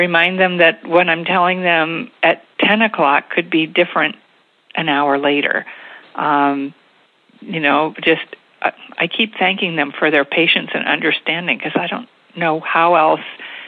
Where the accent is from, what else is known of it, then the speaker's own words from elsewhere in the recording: State College, Pennsylvania, United States; moved away as an adult; now in Reading, United States; I grew up in the State College area with a wonderful childhood